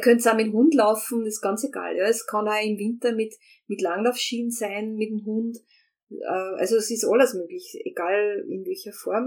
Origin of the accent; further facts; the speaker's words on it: Austria; als Österreicher